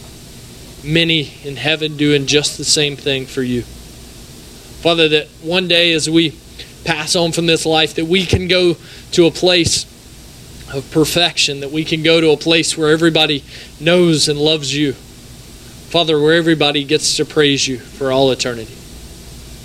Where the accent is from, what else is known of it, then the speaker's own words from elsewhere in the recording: Raymond, Mississippi, United States; we're Mississippi people. I'm from Raymond